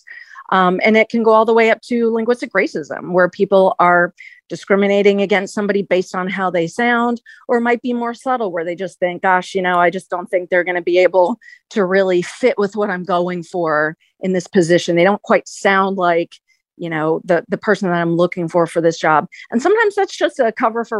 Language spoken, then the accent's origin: English; the South, United States; moved away; I grew up in the South, but I had parents who were from the North